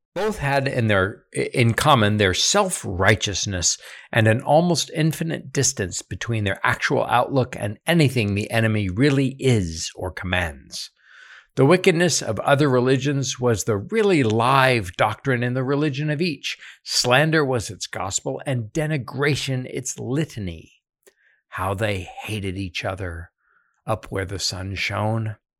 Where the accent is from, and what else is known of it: United States